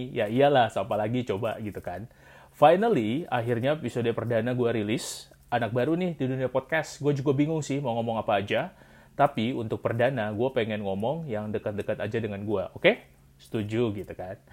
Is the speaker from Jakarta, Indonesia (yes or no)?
no; Luwuk, Central Sulawesi, Indonesia; moved away as an adult; also born or lived in Manado; asal gua itu gua lahir dan besar di Luwuk Sulawesi Tengah.